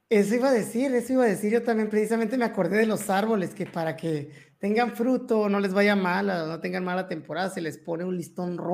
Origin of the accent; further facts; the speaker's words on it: Mexico; como buenos mexicanos, tenemos esa, esa costumbre